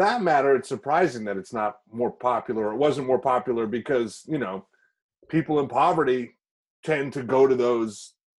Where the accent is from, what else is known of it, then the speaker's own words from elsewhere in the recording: Canada; now in New Jersey, United States; I grew up in Canada. I live in Jersey now